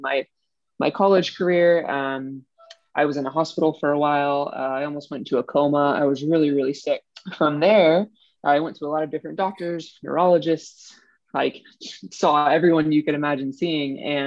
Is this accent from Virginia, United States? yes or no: yes; Northern Virginia, United States; moved away as an adult; also born or lived in San Francisco Bay Area; I'm originally from the East Coast of the U.S. I grew up in Northern Virginia